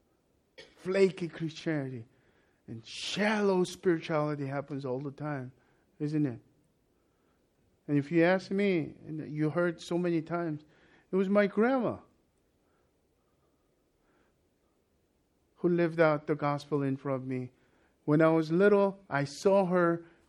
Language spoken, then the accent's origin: English; South Korea; moved away; when I was growing up in Korea